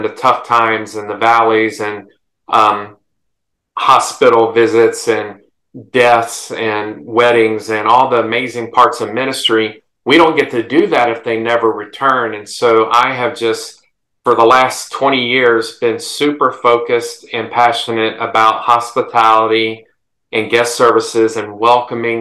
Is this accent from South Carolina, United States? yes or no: yes; South Carolina, United States; growing up in South Carolina